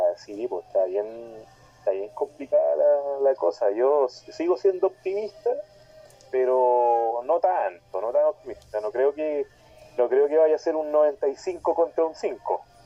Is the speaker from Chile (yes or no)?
yes; Talcahuano, Biobío, Chile; now in Hualpén, Chile; soy de Talcahuano, vivo en Hualpena ahora, pero soy de Talcahuano